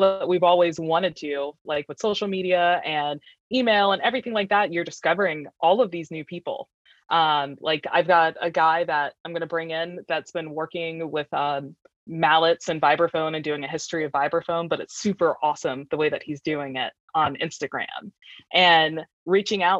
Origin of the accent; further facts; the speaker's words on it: Fredericksburg, Virginia, United States; also born or lived in Richmond, Virginia; I'm actually from Virginia, but I'm not from this area. I grew up in Fredericksburg and went to Chancellor High School